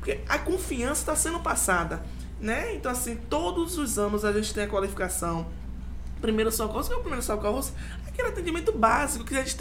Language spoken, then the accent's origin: Portuguese; Bahia, Brazil; Adoro, eu sou baiana.